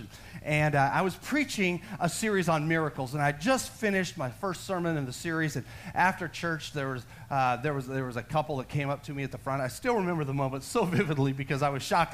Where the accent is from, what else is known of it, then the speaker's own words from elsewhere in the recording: Texas, United States; I'm, am a Texan. I'm a full blooded Texan.